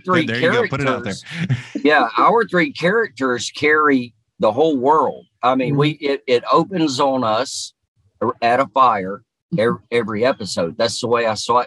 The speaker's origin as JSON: {"language": "English", "town": "Greenwood", "region": "Florida", "country": "United States", "said": "people always asked like where I was from. Mm-hmm. And, you know, are you from Texas? Because of my accent. And I always said Greenwood, Florida."}